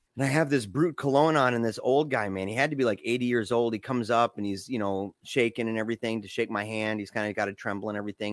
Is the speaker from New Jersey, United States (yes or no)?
no; Battle Creek, Michigan, United States; 'cause we're both from Battle Creek